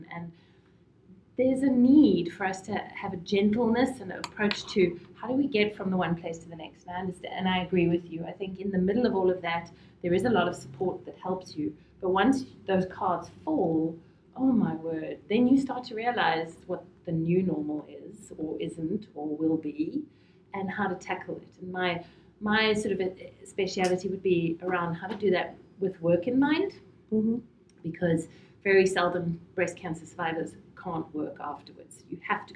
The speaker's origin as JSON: {"language": "English", "town": "Johannesburg", "region": "Gauteng", "country": "South Africa", "moved": "as an adult", "lives_now": "Boston, United States", "said": "I come from Johannesburg in South Africa, and I moved to Boston 2 years ago"}